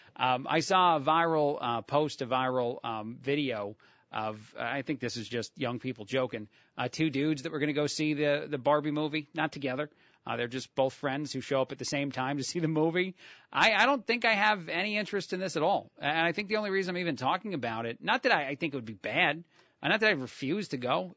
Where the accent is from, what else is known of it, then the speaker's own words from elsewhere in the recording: New Jersey, United States; I'm from New Jersey.